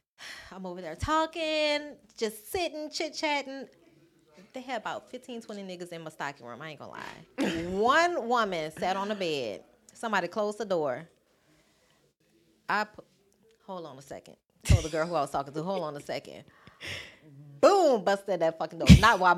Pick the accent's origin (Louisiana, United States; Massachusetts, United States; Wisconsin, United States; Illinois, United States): Louisiana, United States; New Orleans; moved away; So I'm born and raised in New Orleans.